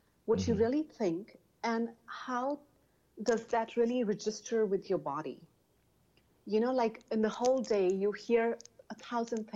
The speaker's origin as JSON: {"language": "English", "country": "India", "tie": "born or raised there", "also_born_or_lived": "United States", "second_language": "English", "moved": "as an adult", "said": "I was born and raised in India."}